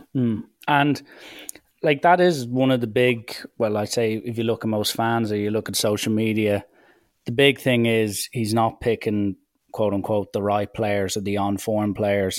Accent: Ireland; as an Irishman

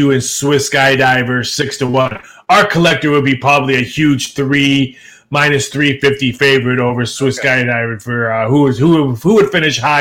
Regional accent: Midwest, United States; moved away; I grew up in the Midwest

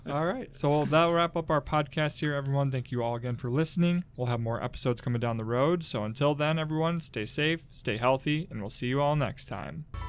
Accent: Geneva, Illinois, United States; I'm from Geneva, so I'd gone there when I was a kid

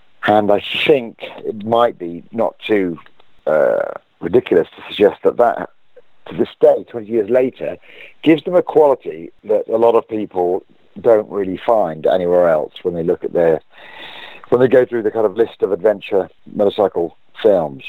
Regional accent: United Kingdom; As a British person

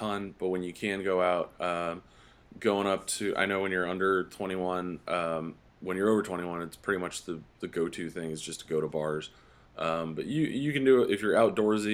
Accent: East Coast, United States; now in Colorado Springs, United States; I'm from the East Coast

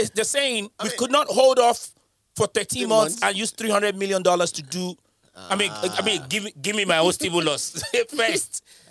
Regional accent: United Kingdom; Listen, I'm British.

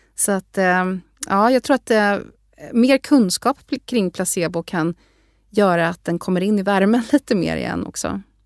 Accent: Sweden; moved away as an adult; also born or lived in Harvard, United States; jag kom ifrån Sverige

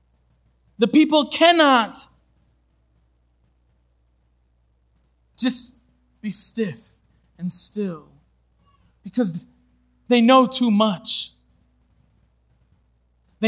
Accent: Long Island, New York, United States; I grew up on Long Island.

